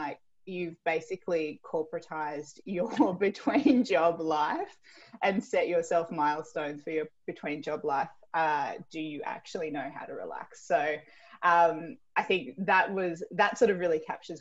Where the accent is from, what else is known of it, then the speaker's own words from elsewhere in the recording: Tweed Heads, New South Wales, Australia; I grew up in Tweed Heads, which is sort of far north New South Wales.